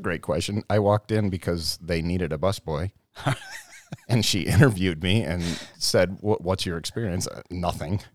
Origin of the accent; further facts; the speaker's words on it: Brighton, United States; I grew up right here in Brighton.